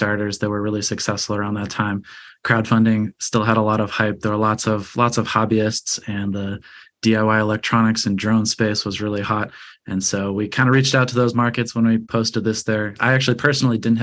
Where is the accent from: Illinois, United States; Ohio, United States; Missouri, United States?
Illinois, United States; Chicago; moved away as an adult; also born or lived in California; now in Los Angeles, United States; I grew up in Chicago, Illinois, very, very far from the ocean